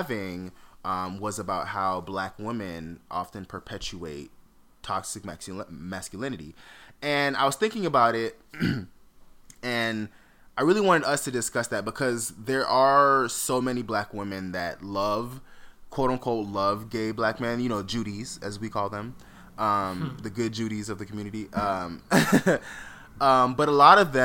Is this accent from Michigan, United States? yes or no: no; Fort Lauderdale, Florida, United States; moved away; also born or lived in Atlanta; I grew up in Fort Lauderdale